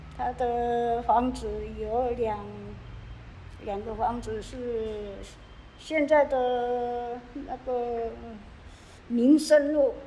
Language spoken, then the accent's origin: Chinese; Yuchi, Nantou County, Taiwan; also born or lived in Taitung; now in Kaohsiung, Taiwan; 我的家乡生活的地方是在南投的鱼池乡